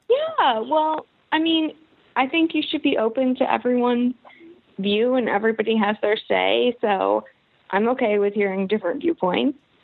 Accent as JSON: {"language": "English", "region": "Kentucky", "country": "United States", "said": "I am from Kentucky"}